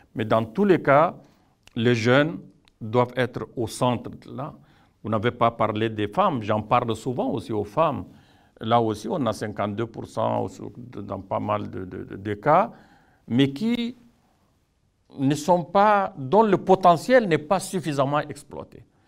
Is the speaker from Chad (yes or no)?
yes; Chad; chez nous au Tchad